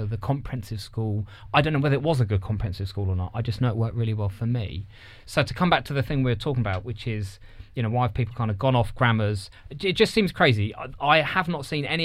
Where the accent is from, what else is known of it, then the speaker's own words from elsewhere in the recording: near Reading, South East England, United Kingdom; I grew up near Reading